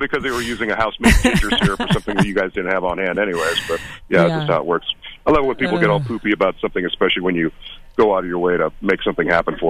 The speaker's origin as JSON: {"language": "English", "town": "Orange", "country": "United States", "tie": "born or raised there", "said": "I think I did a great piece on Restaurant Genovese in my hometown of Orange, and you know, it's a one of a kind of place."}